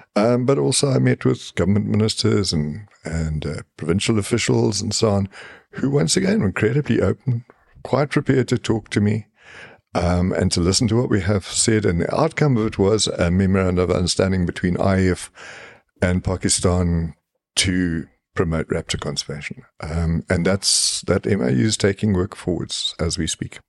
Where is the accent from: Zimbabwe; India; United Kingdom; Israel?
Zimbabwe; now in South Africa; I grew up in Rhodesia, what now what is now Zimbabwe